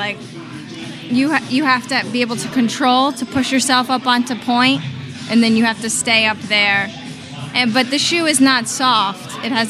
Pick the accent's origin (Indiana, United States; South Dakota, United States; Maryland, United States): Maryland, United States; Silver Spring; also born or lived in New York City; now in Philadelphia, United States; I'm actually from Silver Spring, Maryland. Started my ballet training there. Then I moved to New York City, School of American Ballet. And from there, I did an open audition and got a job here. So I've been here for almost 10 years now.